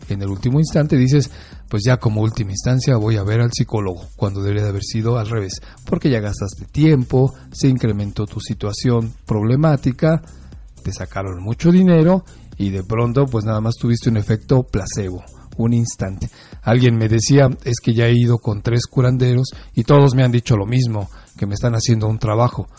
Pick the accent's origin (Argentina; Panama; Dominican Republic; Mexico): Mexico; los mexicanos no somos tan directos